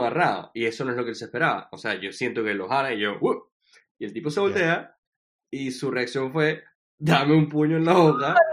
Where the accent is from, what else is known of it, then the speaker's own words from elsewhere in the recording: Venezuela; also born or lived in Washington; now in New York, United States; yo no me salí de Venezuela